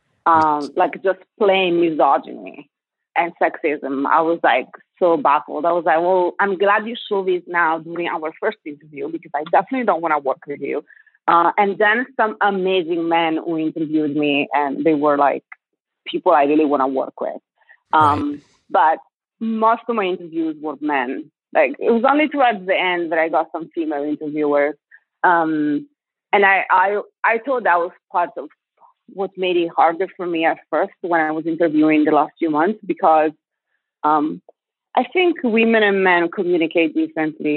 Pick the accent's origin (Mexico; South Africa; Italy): Italy; English is a second language; moved away as an adult; also born or lived in Ireland; now in California, United States; I have to specify when I say I'm Italian that I was born and raised in Italy